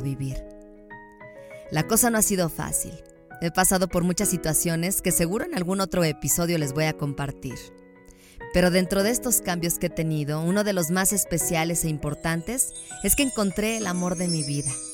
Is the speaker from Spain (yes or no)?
no; León, Guanajuato, Mexico; moved away as an adult; now in Mexico City, Mexico; Nací en la bonita ciudad de León, Guanajuato